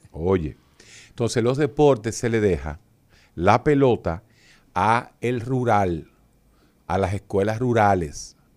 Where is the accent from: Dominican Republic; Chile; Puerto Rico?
Dominican Republic